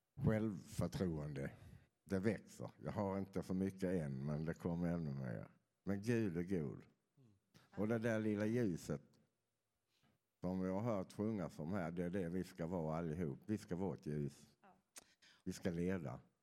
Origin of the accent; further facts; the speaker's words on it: Skåne, Sweden; moved away; Jag kommer från Skåne så ni får förlåta att jag inte har den där dialekten som är så lätt att förstå.